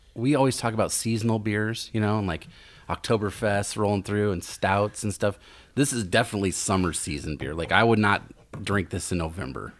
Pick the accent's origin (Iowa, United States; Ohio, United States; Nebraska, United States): Nebraska, United States; Lincoln; now in Omaha, United States; I'm from Lincoln